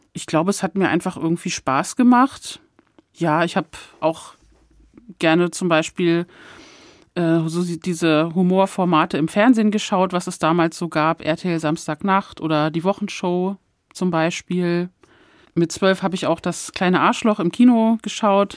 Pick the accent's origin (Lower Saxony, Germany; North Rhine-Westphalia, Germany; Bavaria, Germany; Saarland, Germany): Lower Saxony, Germany; Hann. Münden; moved away as an adult; also born or lived in Hamburg; now in Frankfurt, Germany; diese meine Heimatstadt